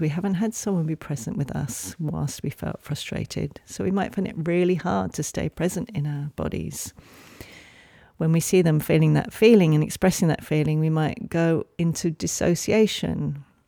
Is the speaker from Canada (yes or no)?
no; England, United Kingdom; moved away; I grew up in England